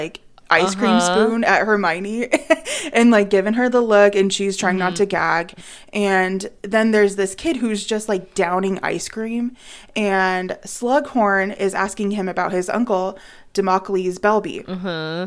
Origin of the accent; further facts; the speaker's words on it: United States; I'm American.